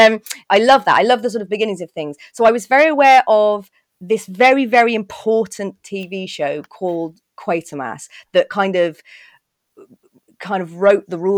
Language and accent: English; Birmingham, West Midlands, United Kingdom; I grew up in Birmingham